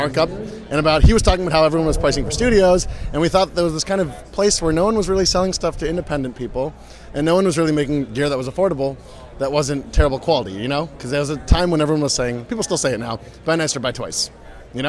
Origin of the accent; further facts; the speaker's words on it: United States; I'm the American